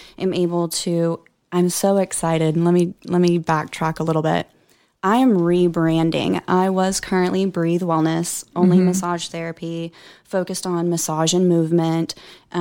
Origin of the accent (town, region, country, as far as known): Oklahoma, United States; born or raised there; moved away as an adult